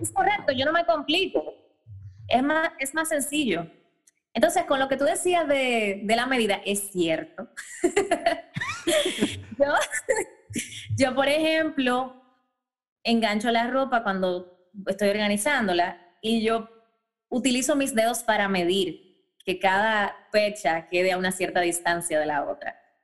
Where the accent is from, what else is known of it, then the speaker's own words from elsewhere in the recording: Dominican Republic; moved away; yo me fui de mi casa, yo me mudé muy joven, que es raro en República Dominicana, yo me independicé a los 18 años